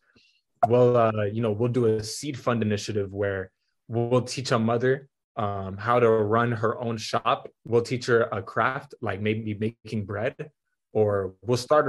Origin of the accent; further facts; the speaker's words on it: Atlanta, Georgia, United States; also born or lived in Denver; I'm from Atlanta, Georgia